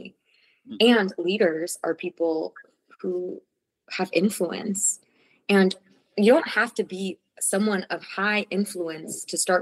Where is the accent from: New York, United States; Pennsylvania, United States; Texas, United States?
New York, United States; New York City; moved away as an adult; also born or lived in Costa Rica / Mexico; I grew up in New York City